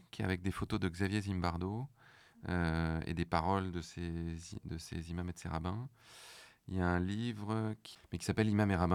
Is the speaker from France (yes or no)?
no; Morocco; j'ai grandi au Maroc.